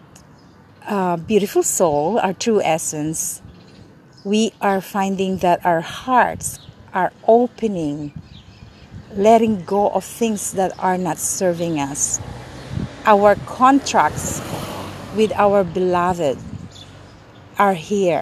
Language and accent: English; Manila, Metro Manila, Philippines; moved away as an adult; now in Los Angeles, United States; I grew up in Manila for 17 years and now in LA. I migrated here when I was 17.